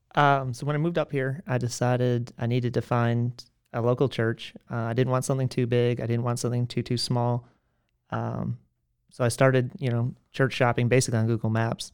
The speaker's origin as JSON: {"language": "English", "town": "McDonough", "region": "Georgia", "country": "United States", "tie": "born or raised there", "said": "I spent the last eighteen years, um, in a town just south of South Atlanta"}